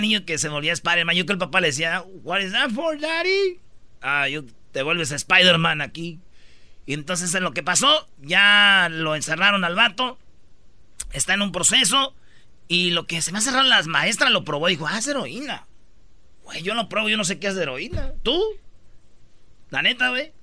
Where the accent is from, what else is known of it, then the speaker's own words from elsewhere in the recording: Michoacán, Mexico; soy michoacano